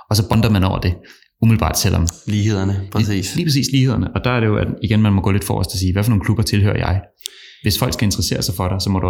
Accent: Copenhagen, Capital Region of Denmark, Denmark; vokset op inde på Rådhuspladsen og er københavner

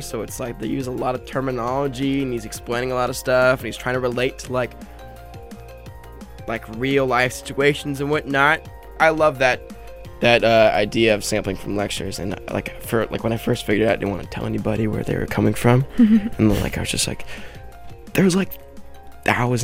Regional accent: northern Nevada, United States; now in Huntington Beach, United States; I'm from Nevada, this really small town area in northern Nevada, and I moved back down to where a large amount of my family is in Huntington Beach.

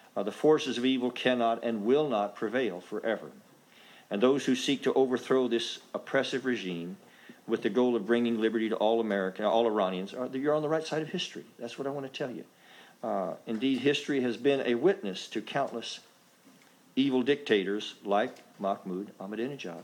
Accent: United States; an American congressman

